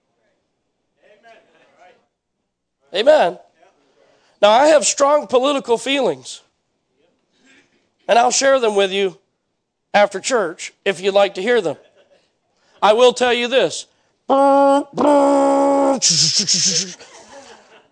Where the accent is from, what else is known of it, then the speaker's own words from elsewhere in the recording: United States; I am an American